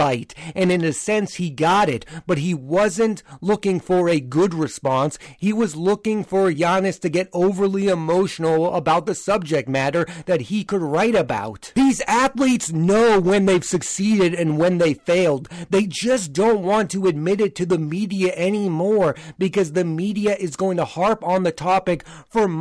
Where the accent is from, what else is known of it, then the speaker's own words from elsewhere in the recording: Boston, Massachusetts, United States; I am from the Boston area